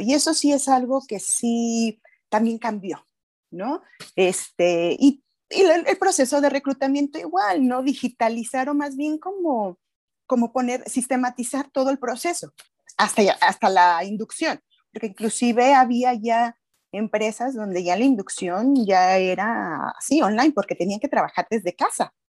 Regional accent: Mexico; pagamos todos los mexicanos

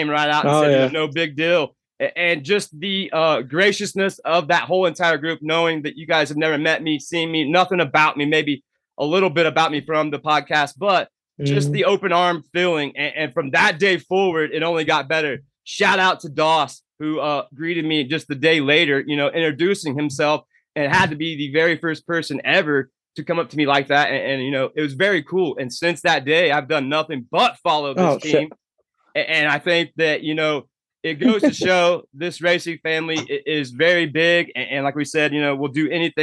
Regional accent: Indiana, United States; now in Fort Collins, United States; my home state, Indiana

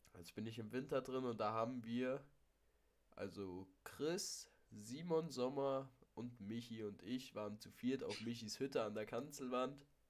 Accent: Hesse, Germany; moved away; da war ich in Hessen in meiner alten Heimat

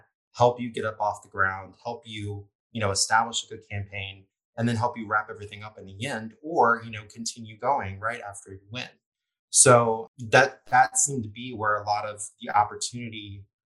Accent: Lafayette, Louisiana, United States; I'm from Lafayette

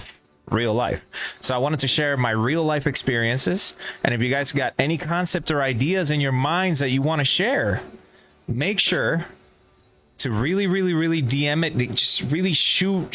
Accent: Puerto Rico; moved away; I am from Puerto Rico. Puerto Rico is an island in the Caribbean that is surrounded by water

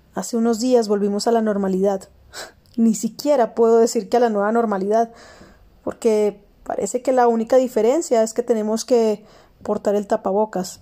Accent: Colombia; en mi país, Colombia

